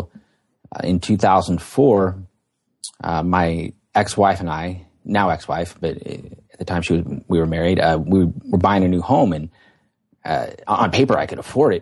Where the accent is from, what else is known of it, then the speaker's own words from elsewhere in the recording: Portland, Oregon, United States; I was born and raised out here near Portland, Oregon. That's where I live now.